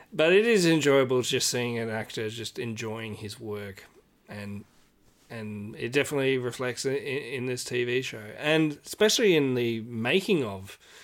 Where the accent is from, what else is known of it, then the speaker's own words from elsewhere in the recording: Australia; as Australian